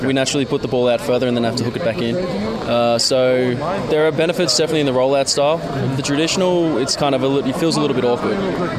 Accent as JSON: {"language": "English", "town": "Merbein", "region": "Victoria", "country": "Australia", "said": "So I'm actually from Merbein."}